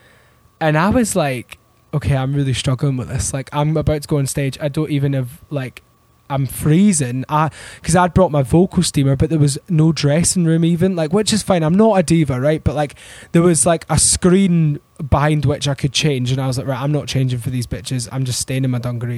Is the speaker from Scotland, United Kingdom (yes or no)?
yes; Glasgow, Scotland, United Kingdom; now in London, United Kingdom; I grew up in the West End